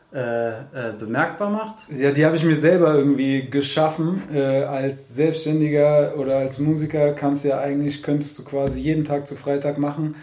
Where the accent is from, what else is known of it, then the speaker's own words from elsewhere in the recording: Frankfurt, Hesse, Germany; als Frankfurter